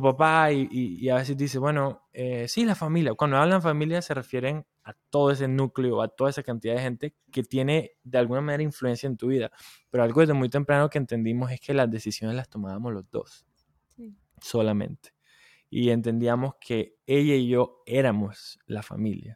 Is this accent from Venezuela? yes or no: no; Colombia; moved away as an adult; now in Dallas, United States; Yo soy de Colombia